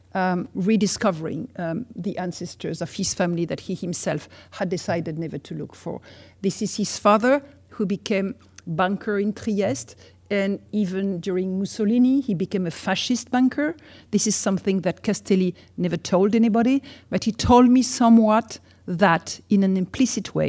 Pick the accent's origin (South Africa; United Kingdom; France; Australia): France; as we do in France